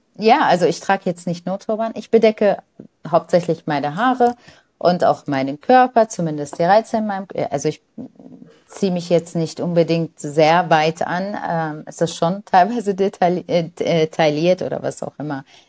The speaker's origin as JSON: {"language": "German", "country": "Lebanon", "tie": "born or raised there", "moved": "yes", "lives_now": "Germany", "said": "ich bin im Libanon in einer Nonnenschule groß geworden"}